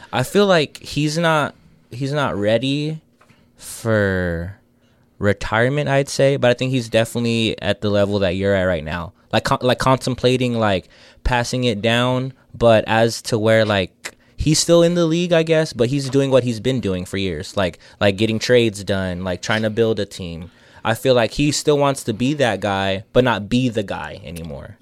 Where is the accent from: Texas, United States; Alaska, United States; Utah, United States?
Texas, United States; San Antonio; we're all from San Antonio